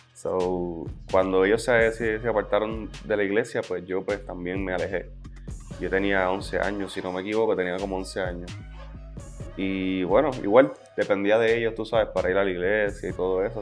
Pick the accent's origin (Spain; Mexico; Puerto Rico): Puerto Rico; Las Piedras; jugaba baloncesto en el equipo de Las Piedras, que es el pueblo de donde yo vengo